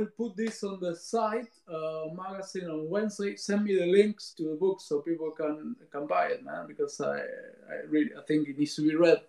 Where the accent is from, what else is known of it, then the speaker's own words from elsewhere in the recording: Rosario, Santa Fe, Argentina; moved away; my hometown, Rosario, Argentina.